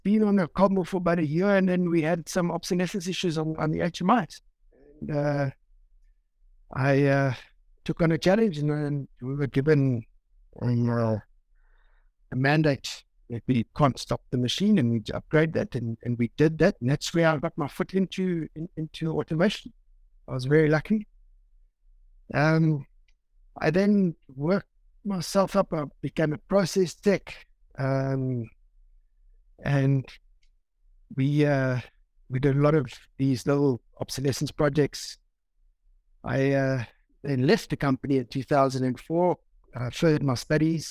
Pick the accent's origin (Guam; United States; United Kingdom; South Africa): South Africa; Pietermaritzburg, KwaZulu-Natal; I'm born and bred in Marisburg, went to school here